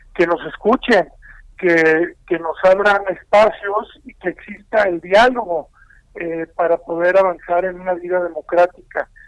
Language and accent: Spanish; Mexico; como mexicanos